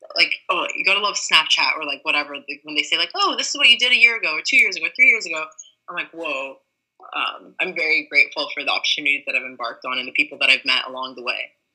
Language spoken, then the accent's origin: English; LA Orange County area, Southern California, United States; also born or lived in New York; now in San Francisco, United States; I'm originally from Southern California, LA Orange County area